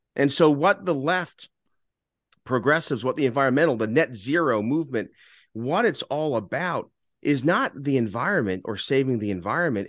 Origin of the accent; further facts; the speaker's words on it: New York City, New York, United States; growing up in New York, we always had a gas stove